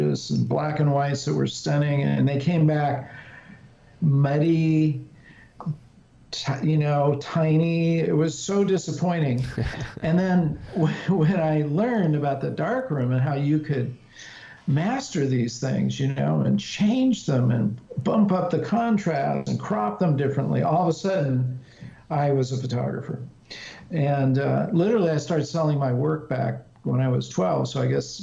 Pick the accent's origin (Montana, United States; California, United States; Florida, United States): California, United States; I grew up in California in the just before the whole hippie era exploded